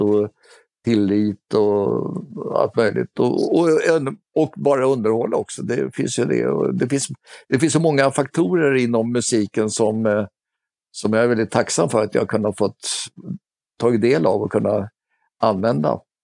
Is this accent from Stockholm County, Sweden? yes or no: yes; Stockholm, Stockholm County, Sweden; jag är uppvuxen i Stockholm